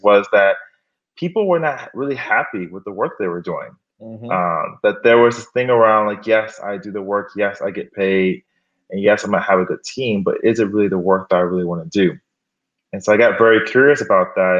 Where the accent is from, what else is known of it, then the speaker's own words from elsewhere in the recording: Miami, Florida, United States; moved away as an adult; also born or lived in Gainesville, Florida / Harlem, New York City; now in New York City, United States; I'm actually from Miami, Florida